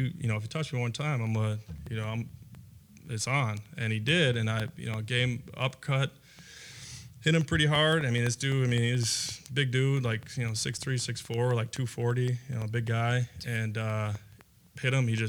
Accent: Minneapolis, Minnesota, United States; also born or lived in Robbinsdale, Minnesota / Crystal, Minnesota; I was born in Minneapolis to a drug addict mother

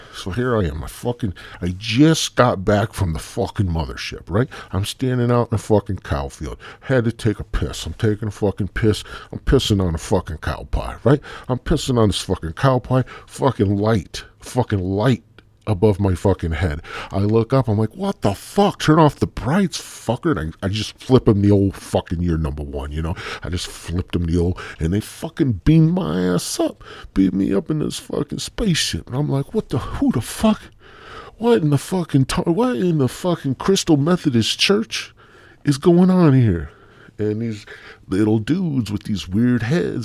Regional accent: Midwest, United States; I'm from the Midwest

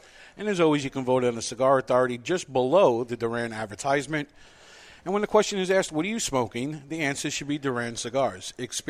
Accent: New York, United States; As a New Yorker

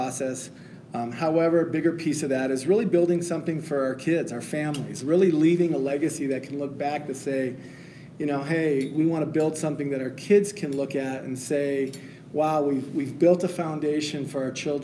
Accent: Phoenix, Arizona, United States; moved away as an adult; now in Colorado Springs, United States; born and raised in Phoenix, Arizona

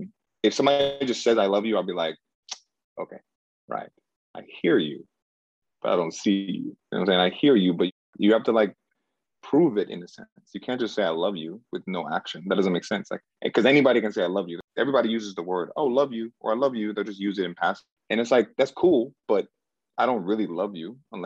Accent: United States; also born or lived in Cameroon; I was born in Cameroon, West Africa. And I came here to America when I was like 4 years old.

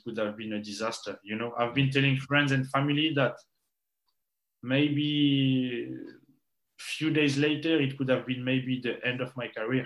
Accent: Pantin, Île-de-France, France; English is a second language; moved away as an adult; also born or lived in Guadeloupe / Edinburgh; I'm from Pantin, and Pantin is in the Saint-Denis district, Saint-Denis district

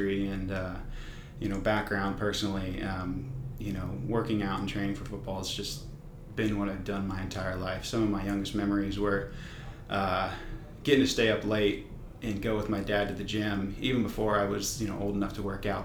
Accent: Sugar Land, Texas, United States; also born or lived in Los Angeles, California; I was born in Los Angeles, California, but spent most of my time in Houston

